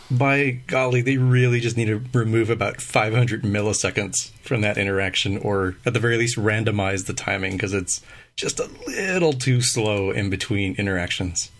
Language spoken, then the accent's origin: English; United States; accent: American English; first language English; my native language is American English